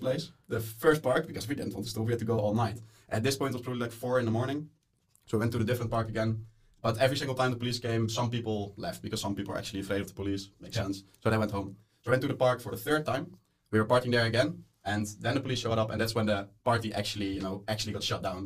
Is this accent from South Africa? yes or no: no; Netherlands; moved away as an adult; now in Molde, Norway; I am from the Netherlands. I am here just for one semester as an Erasmus student